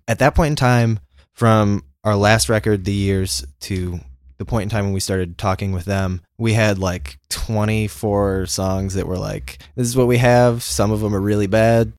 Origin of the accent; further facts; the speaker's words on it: Indiana, United States; we're from Indiana.